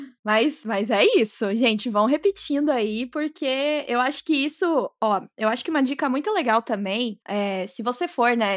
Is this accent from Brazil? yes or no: yes; Minas Gerais, Brazil; eu sou de Minas